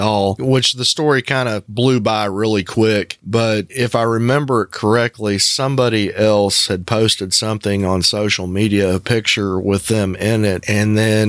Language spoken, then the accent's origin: English; the Bible Belt, the South, United States; moved away; The community being that small and being a southern community in the Bible Belt